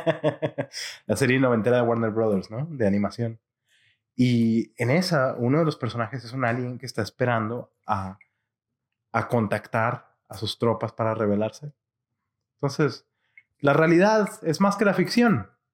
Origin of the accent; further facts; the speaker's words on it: Monterrey, Nuevo León, Mexico; mi ciudad natal de Monterrey